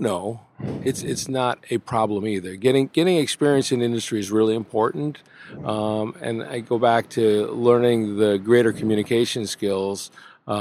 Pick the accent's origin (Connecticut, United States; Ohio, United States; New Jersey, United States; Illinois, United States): New Jersey, United States; New Milford; I grew up in New Milford, New Jersey, a suburban New York City town